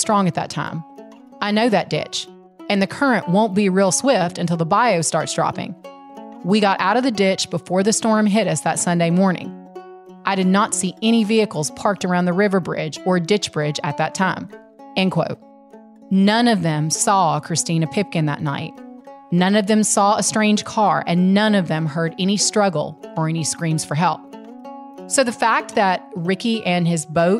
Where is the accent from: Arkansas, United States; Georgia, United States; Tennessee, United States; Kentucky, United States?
Arkansas, United States; South; I'm from South Arkansas